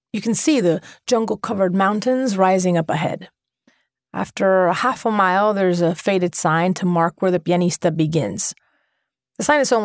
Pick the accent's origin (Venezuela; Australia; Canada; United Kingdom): Venezuela; Caracas, Capital District; moved away; my hometown in Venezuela